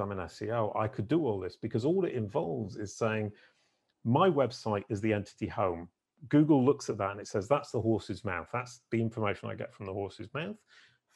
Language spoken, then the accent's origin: English; United Kingdom; being British